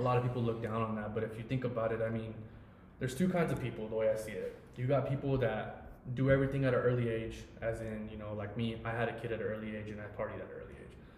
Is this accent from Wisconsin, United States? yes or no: no; Ogden, Utah, United States; I grew up in Ogden